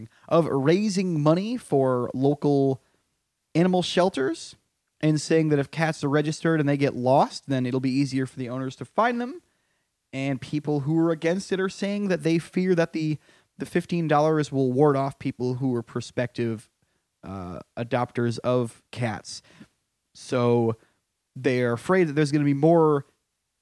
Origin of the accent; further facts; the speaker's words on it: Connecticut, United States; moved away; my home state of Connecticut